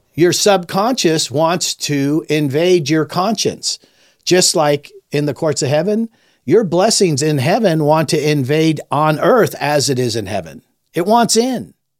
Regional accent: Los Angeles, California, United States; moved away as an adult; also born or lived in Lake Tahoe; I was raised in Los Angeles, Southern California

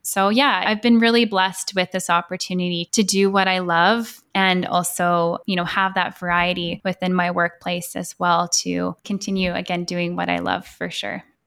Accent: Edmonton, Alberta, Canada; moved away as an adult; now in Vancouver, Canada; I'm from Edmonton, and yes, I moved to Vancouver about six years ago

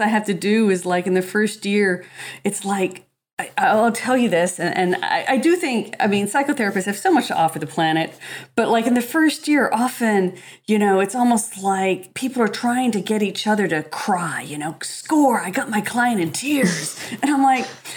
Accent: Los Angeles, California, United States; I was from Los Angeles

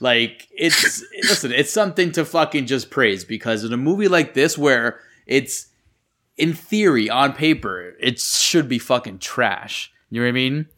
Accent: New York, United States; growing up in New York

